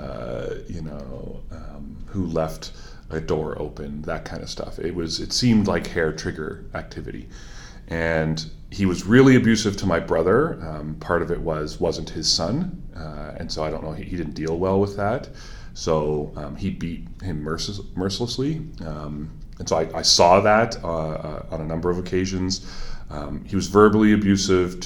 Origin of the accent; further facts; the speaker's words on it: Milton, Ontario, Canada; also born or lived in Waterloo, Ontario / Guelph, Ontario; now in Puslinch, Canada; I grew up in Milton. So I'm relatively local